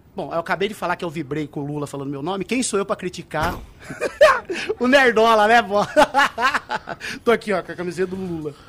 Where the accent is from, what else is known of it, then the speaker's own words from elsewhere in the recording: Brazil; moved away as an adult; nasci, criado lá em Saltaré